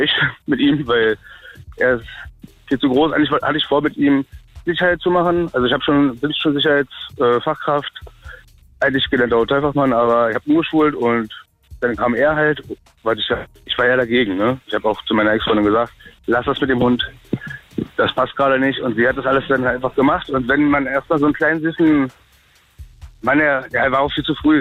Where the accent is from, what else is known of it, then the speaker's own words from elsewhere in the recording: Berlin, Germany; Ich bin Berliner durch und durch